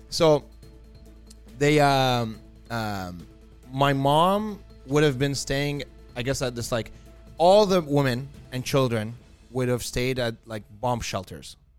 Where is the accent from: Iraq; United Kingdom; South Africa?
Iraq; moved away; I was born in Iraq